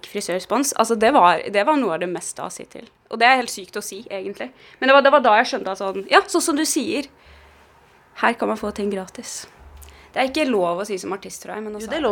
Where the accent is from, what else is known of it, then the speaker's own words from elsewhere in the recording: Oslo, Norway; Jeg, jeg vokste jo opp på Kampen her. Eh, så nå har jeg en sånn runde som går forbi den leiligheten eh, jeg vokste opp i.